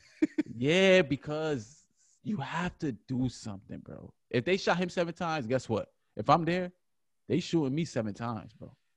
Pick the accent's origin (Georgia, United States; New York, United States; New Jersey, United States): New York, United States; Buffalo; I'm from Buffalo, New York